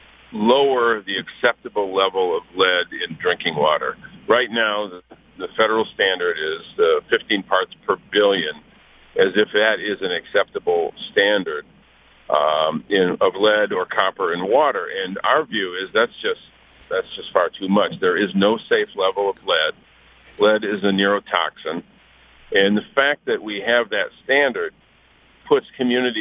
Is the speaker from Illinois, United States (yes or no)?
no; Flint, Michigan, United States; Flint's my hometown